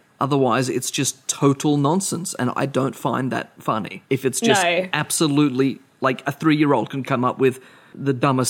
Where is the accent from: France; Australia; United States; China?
Australia